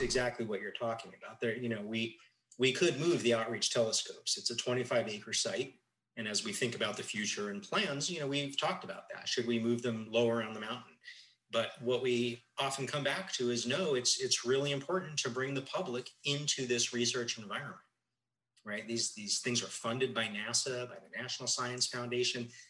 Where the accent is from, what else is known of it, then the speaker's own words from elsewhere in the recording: Tucson, Arizona, United States; growing up in Tucson, uh, it was really the epicenter of of astronomy in the 70s and 80s